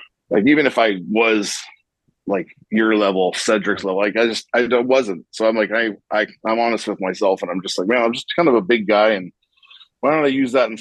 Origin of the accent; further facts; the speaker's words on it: Toronto, Ontario, Canada; moved away as an adult; also born or lived in Rhode Island / New Jersey; I'm from Toronto